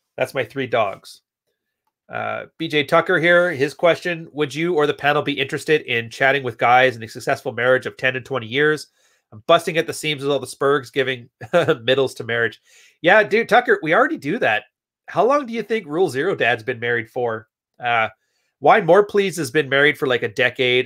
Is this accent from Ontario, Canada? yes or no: no; Edmonton, Alberta, Canada; also born or lived in West Coast; now in Montreal, Canada; I was born in Edmonton, Alberta